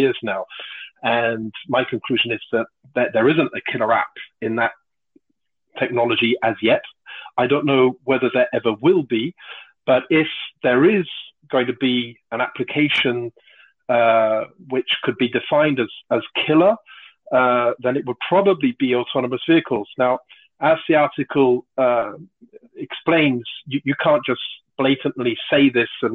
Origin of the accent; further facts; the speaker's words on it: United Kingdom; moved away as an adult; now in Toulouse, France; I'm British, but I've been living in France for about 30 years now.